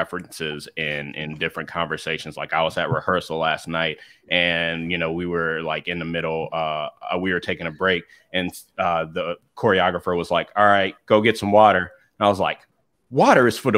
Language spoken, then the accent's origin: English; the South, United States; moved away; I was also like born and raised in the South for a little bit